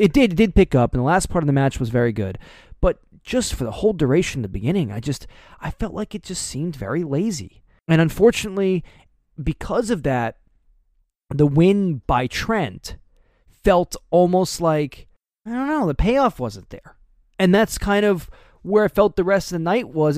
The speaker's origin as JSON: {"language": "English", "country": "United States", "tie": "born or raised there", "said": "I grew up right outside of New York City"}